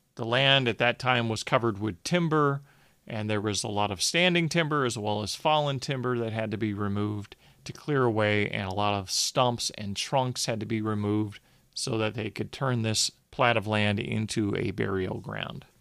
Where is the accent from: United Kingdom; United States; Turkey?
United States; Phoenix, Arizona; also born or lived in Georgia; now in Michigan, United States; when I grew up in Phoenix